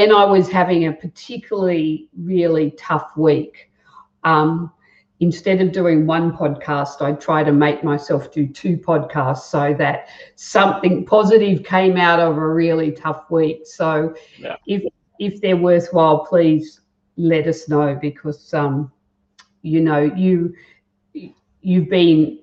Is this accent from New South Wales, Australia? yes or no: yes; Guildford, New South Wales, Australia; also born or lived in Merrylands; I grew up in Guildford. I went to high school in Merrylands